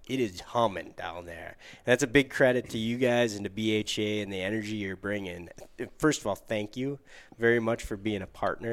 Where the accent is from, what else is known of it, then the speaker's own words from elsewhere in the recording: Upper Peninsula of Michigan, United States; a native of the Upper Peninsula of Michigan